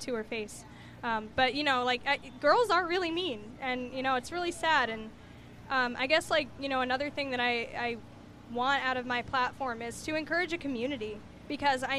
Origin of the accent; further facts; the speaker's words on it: Wappingers Falls, New York, United States; I grew up down in Wappingers